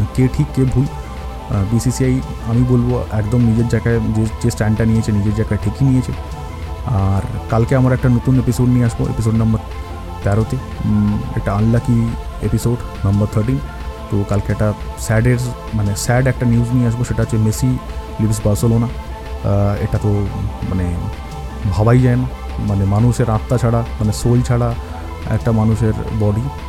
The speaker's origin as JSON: {"language": "Bangla", "town": "Kolkata", "region": "West Bengal", "country": "India", "said": "আমাদের কলকাতাতে"}